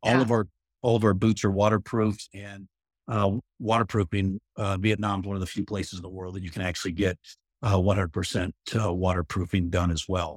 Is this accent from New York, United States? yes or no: no; Arizona, United States; I grew up in the Southwest in Arizona